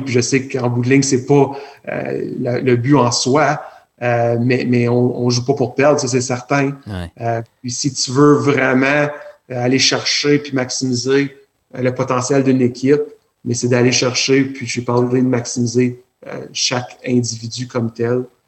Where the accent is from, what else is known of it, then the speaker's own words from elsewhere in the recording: Alexandria, Ontario, Canada; now in Cornwall, Canada; je suis natif d'Alexandria